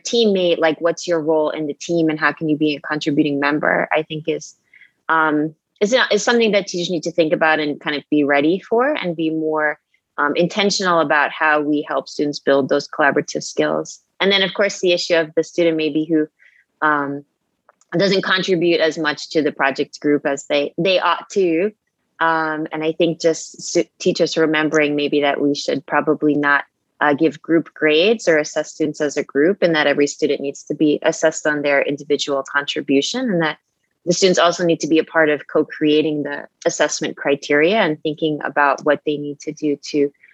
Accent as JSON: {"language": "English", "area": "Long Island", "region": "New York", "country": "United States", "moved": "yes", "lives_now": "New Delhi, India", "said": "I'm from Long Island"}